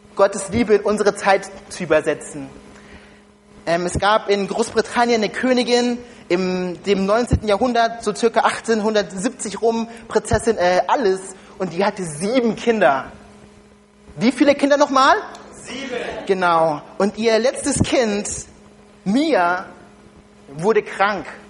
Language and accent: German; Germany; ich komme ursprünglich nicht aus Deutschland